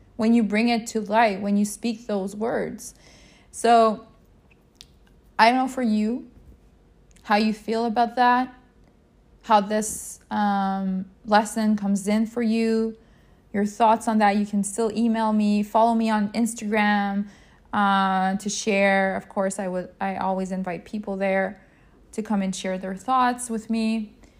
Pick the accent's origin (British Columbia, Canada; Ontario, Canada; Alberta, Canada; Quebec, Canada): Quebec, Canada; I'm from Canada, Quebec, Canada, to be more exact.